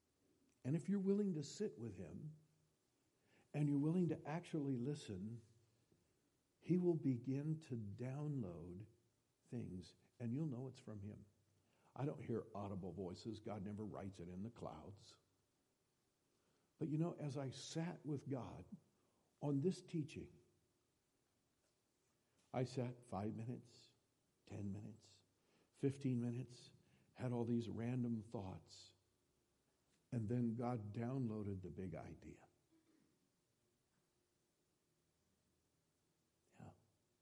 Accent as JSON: {"language": "English", "region": "Iowa", "country": "United States", "tie": "born or raised there", "said": "I was born and raised in Iowa"}